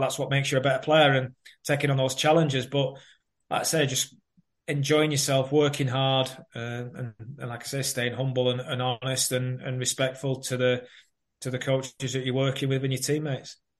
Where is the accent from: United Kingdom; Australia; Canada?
United Kingdom; Burnley, North West England; moved away; also born or lived in Manchester / Reading; my hometown Burnley